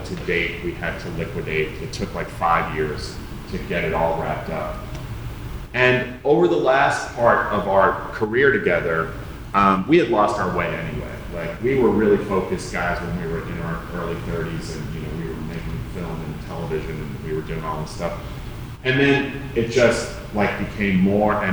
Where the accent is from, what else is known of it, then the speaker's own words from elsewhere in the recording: New York City, New York, United States; I grew up in Staten Island